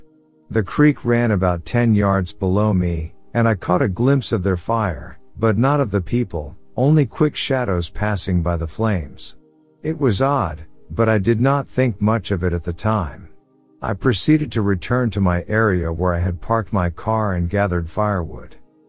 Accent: Alberta, Canada; I'm from Alberta, Canada. Take this as you will, and I promise you it's not a word of lies. I grew up with Bigfoot.

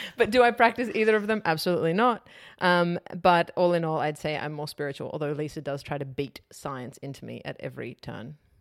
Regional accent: Sydney, New South Wales, Australia; also born or lived in Wetherill Park; I was born in Weatherall Park, but I spent my teenage years in the inner west of Sydney.

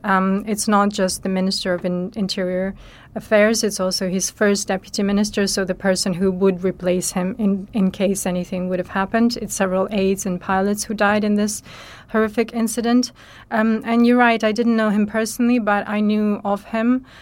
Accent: Western Ukraine, Ukraine; moved away; my hometown in the west of Ukraine

